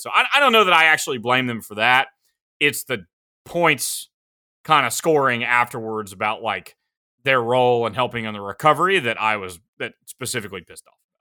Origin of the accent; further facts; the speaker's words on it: South Carolina, United States; I'm from South Carolina